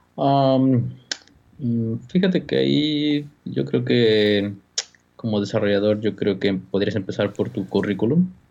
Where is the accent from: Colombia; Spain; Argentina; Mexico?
Mexico; moved away as an adult; now in California, United States; como mexicanos